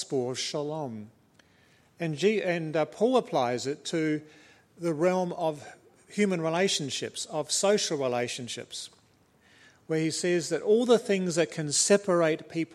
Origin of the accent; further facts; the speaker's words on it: New Zealand; moved away; I'm a Kiwi by birth, and it is in the blood.